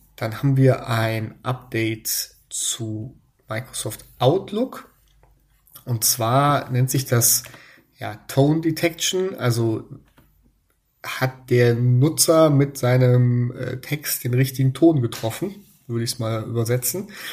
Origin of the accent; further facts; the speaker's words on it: Germany; bei uns in Deutschland